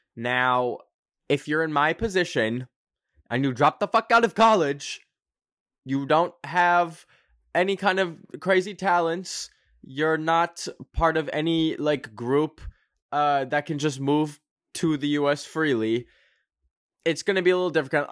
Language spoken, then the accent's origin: English; Canada; I am a Canadian. I am not an American.